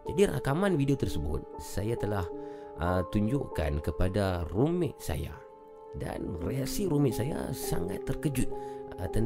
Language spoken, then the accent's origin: Malay; Machang Bubuk, Penang, Malaysia; Saya dari Penang Penang cantik Zul ya. Penang di mana tu? Di Macang Bubuk